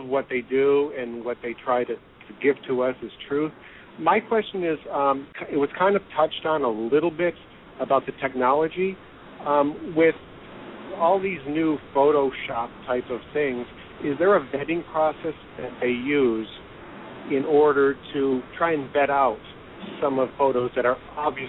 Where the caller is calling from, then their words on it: Washington, United States; I'm calling from Washington State